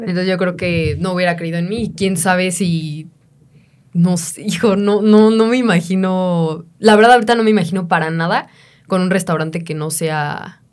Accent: Mexico; also born or lived in Mexico City

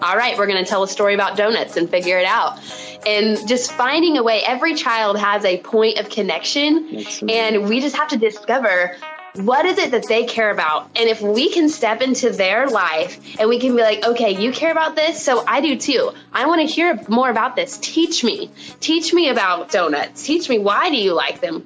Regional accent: Morrilton, Arkansas, United States; moved away as an adult; also born or lived in Tulsa, Oklahoma; I was born and raised in a super tiny town um, called Morrilton in Arkansas. You'll definitely hear it in my accent.

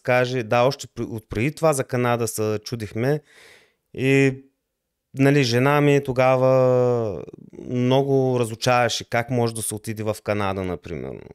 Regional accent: Lovech, Lovech Province, Bulgaria; moved away as an adult; also born or lived in Levski, Bulgaria; now in Germany; Роден съм в България, в град Левски, но доста от по-голямата част от живота ми съм живял в град Ловеч.

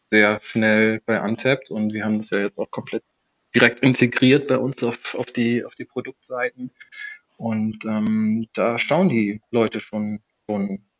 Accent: Germany; also ich komme aus der Nähe von, von Bremen und vom Dorf

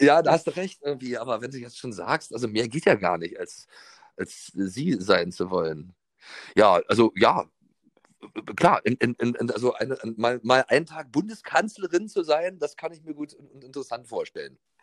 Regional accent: East Germany, Germany; Ich bin ja ohne Telefon im Osten groß geworden

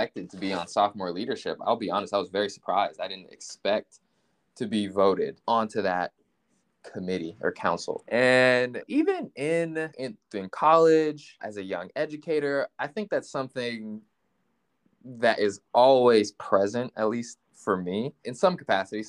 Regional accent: Richmond, Virginia, United States; also born or lived in Washington, D.C.; I was born in Washington, D.C., but grew up in Richmond, Virginia, before then moving to Northern Virginia

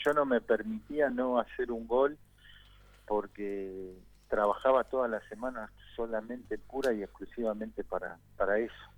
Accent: near the Almirante Brown ground, Buenos Aires, Argentina; yo soy hincha de Almirante Brón porque vivía a 20 cuadras de la cancha y mi papá me llevaba a la cancha cuando Ruchi era de tierra

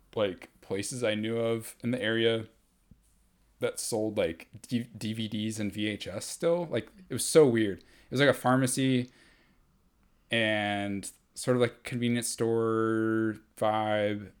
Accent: Atlanta, Georgia, United States; I grew up here in Atlanta.

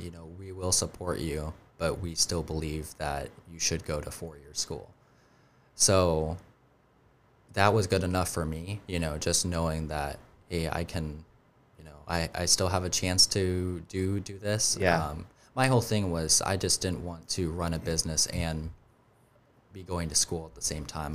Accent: Colorado, United States; also born or lived in Highlands Ranch, Colorado; now in Charleston, United States; I grew up in in Colorado

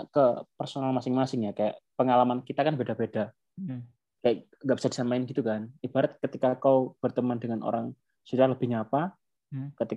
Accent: Turkmenistan; Indonesian is a second language; now in Konya, Turkey; Tapi kalau untuk orang asing sendiri kayak orang saya kan orang Turkmenistan.

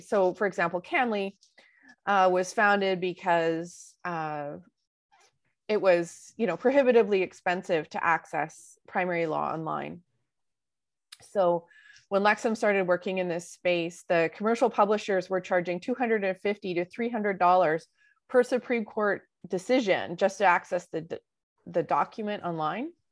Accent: Vancouver, British Columbia, Canada; I was born in Vancouver.

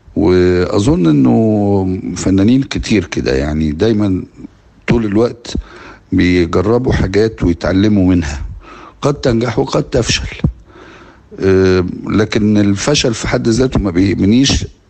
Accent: Egypt; علينا كمصريين وكعرب

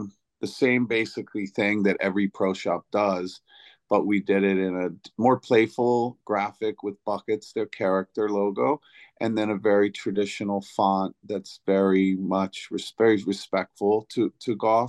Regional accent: the South, United States; Well, I guess that like, you know, like I grew up in the South, you know, I grew up in the South.

